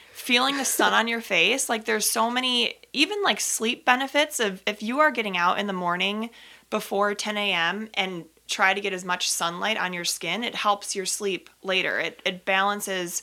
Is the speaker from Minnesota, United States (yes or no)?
yes; Minnetonka, Minnesota, United States; I grew up in Minnesota, in Minnetonka, similar area to where Teresa grew up